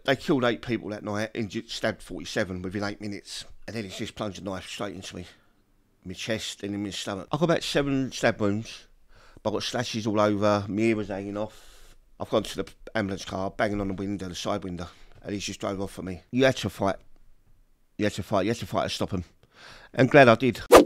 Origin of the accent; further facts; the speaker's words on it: London, United Kingdom; I come from Peckham